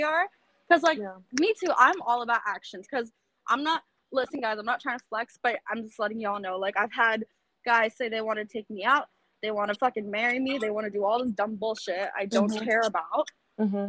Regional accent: Florida, United States; now in New York, United States; I'm from Florida originally

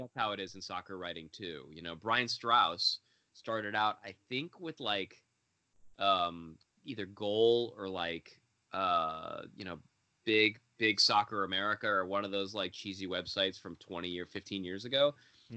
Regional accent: Los Angeles, California, United States; moved away; also born or lived in Israel; I grew up in Los Angeles. I go home, and when I'm home in Los Angeles visiting my family

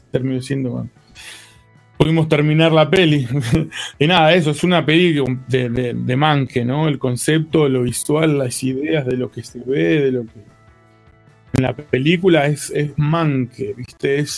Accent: Comodoro Rivadavia, Chubut, Argentina; also born or lived in La Plata; donde eran mis canciones que se llamaba … que era

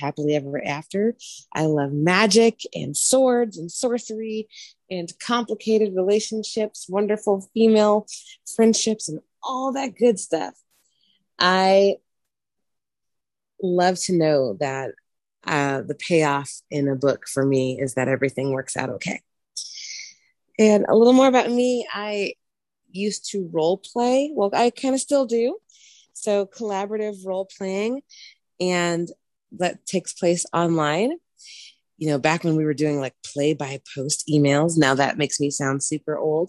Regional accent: Georgia, United States; now in Washington, United States; I live in the wonderful state of Washington, although I am a Southern transplant and am originally from Georgia

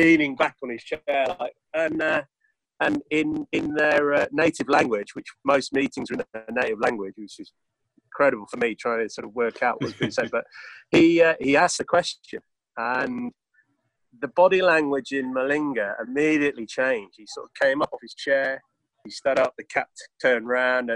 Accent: England, United Kingdom; my Englishness

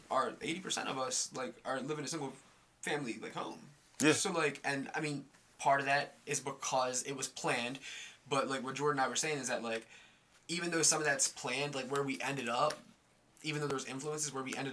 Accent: Nigeria; born there; Oh, so I was born in Nigeria.

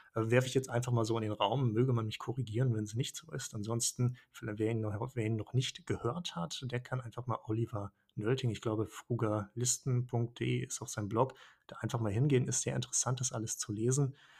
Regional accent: Schleswig-Holstein, Germany; also born or lived in Hannover / Portugal / Tanzania; now in Hanover, Germany; Ich bin ursprünglich in Schleswig-Holstein geboren, also sehr nah an Dänemark

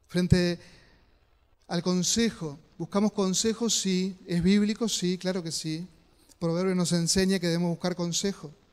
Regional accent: Concepción del Uruguay, Entre Ríos, Argentina; Recuerdo cuando era niño, ahí en Concesión del Uruguay, vivíamos cerca

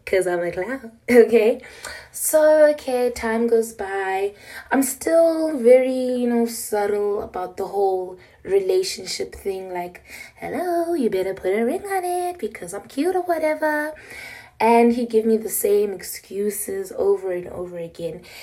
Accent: Pretoria, Gauteng, South Africa; I'm from South Africa, Pretoria

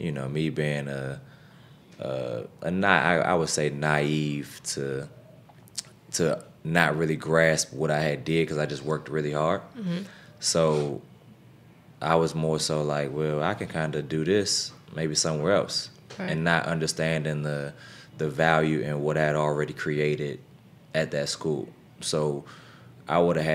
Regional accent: Capitol Heights, Maryland, United States; also born or lived in Poughkeepsie, New York; I grew up in the Capitol Heights, Sea Pleasant area

